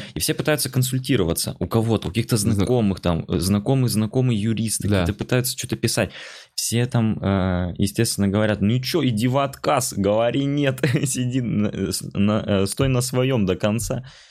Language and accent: Russian; Khabarovsk, Khabarovsk Krai, Russia; now in Moscow, Russia; я из Хабаровска